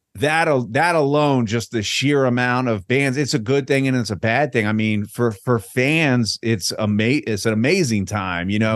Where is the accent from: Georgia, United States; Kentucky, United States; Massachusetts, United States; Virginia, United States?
Virginia, United States; Virginia Beach; also born or lived in Richmond, Virginia; now in Tampa, United States; I'm originally from Richmond, but I grew up in Virginia Beach